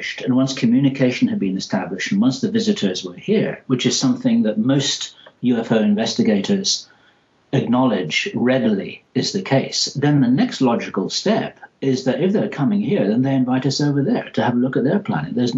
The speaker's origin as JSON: {"language": "English", "region": "England", "country": "United Kingdom", "accent": "English", "said": "my English accent"}